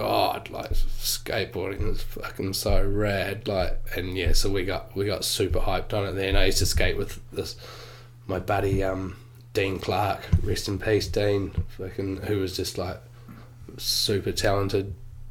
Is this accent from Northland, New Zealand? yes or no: no; Auckland, New Zealand; also born or lived in Muriwai Beach / Queenstown; I am from originally Glenfield in Auckland, G Field. I grew up there until I was a kind of early teenager and then moved up to Muriwai Beach